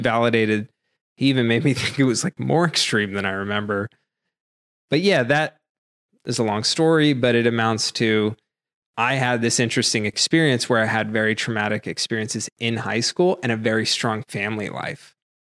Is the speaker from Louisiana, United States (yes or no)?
no; Massachusetts, United States; moved away; I grew up in Massachusetts